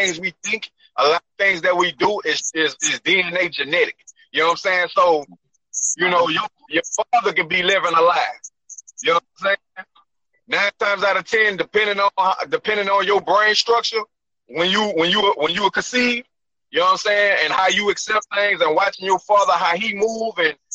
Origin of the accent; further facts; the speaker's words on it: Port Allen, Louisiana, United States; also born or lived in Baton Rouge, Louisiana; From 5 to 17, I lived in Port Allen, Louisiana